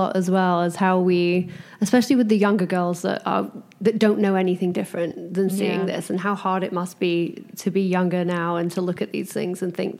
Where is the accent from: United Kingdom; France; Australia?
United Kingdom; England; moved away as an adult; now in Los Angeles, United States; I'm from England.